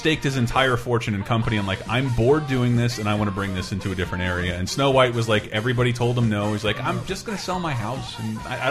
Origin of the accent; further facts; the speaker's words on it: California, United States; accent: SoCal; Rainbow, my SoCal accent.